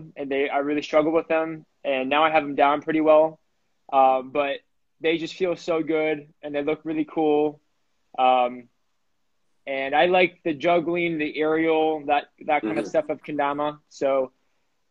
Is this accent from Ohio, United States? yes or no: yes; Ohio, United States; now in Washington, D.C., United States; I'm from Ohio. I live in DC